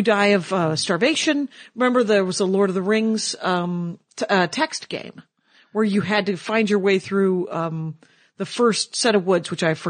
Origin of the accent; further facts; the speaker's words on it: Wisconsin, United States; Because I'm from Wisconsin